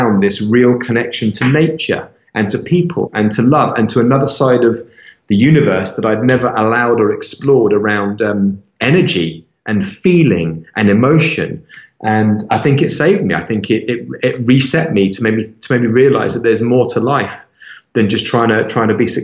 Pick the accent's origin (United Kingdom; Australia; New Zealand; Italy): United Kingdom; London; moved away as an adult; also born or lived in Cape Town / Los Angeles / Miami; I was born in London, I was raised in London.